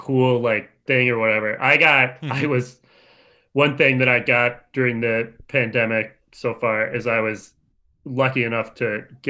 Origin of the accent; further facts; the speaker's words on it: Bloomington, Minnesota, United States; In Bloomington, Minnesota.